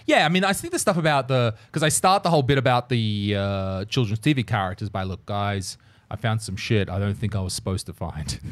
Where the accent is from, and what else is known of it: Australia; born or raised there